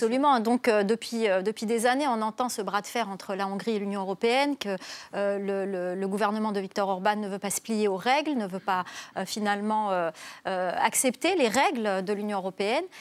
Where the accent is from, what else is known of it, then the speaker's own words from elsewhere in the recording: Algeria; j'ai grandi en Algérie